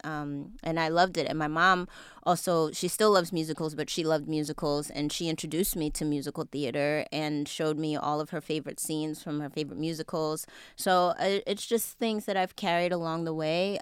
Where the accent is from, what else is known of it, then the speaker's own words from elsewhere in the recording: New York City, New York, United States; I'm originally from Jamaica, Queens, New